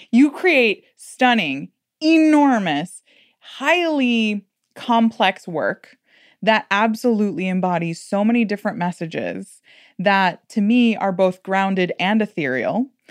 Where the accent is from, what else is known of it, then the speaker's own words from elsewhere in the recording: Miami, Florida, United States; I'm from Miami